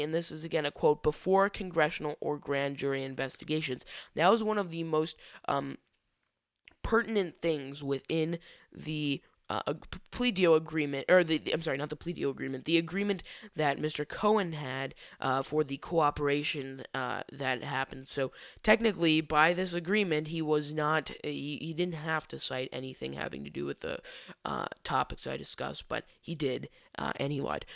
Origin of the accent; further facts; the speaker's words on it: Chicago, Illinois, United States; down here in my hometown of Chicago